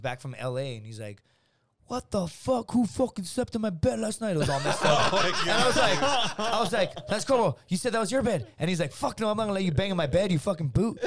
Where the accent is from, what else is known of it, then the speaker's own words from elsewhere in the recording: Laredo, Texas, United States; my hometown, from Laredo